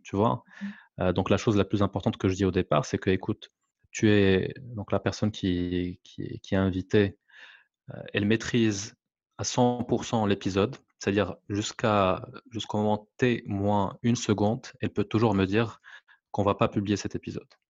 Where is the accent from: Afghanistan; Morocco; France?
Morocco; French is a second language; moved away; je suis marocain, je vis à l'étranger